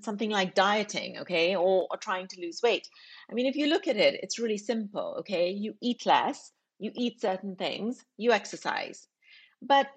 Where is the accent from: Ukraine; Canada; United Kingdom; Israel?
United Kingdom; England; a British Pakistani woman myself, growing up in England